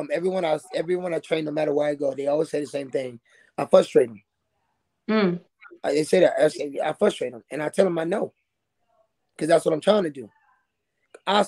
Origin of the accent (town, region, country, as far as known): Tampa, Florida, United States; moved away